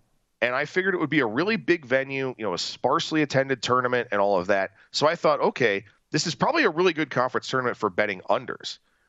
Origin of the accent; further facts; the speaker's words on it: Cleveland, Ohio, United States; I think about a team, you know, my hometown team, the Guardians